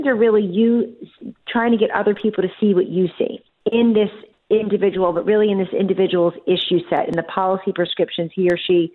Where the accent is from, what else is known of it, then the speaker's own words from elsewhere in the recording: Atco, New Jersey, United States; moved away; if I ever tell people I'm from Atco, they immediately mention the dragway. As far as I know, it's still there. And Atco, as you know, South Jersey, wonderful place to grow up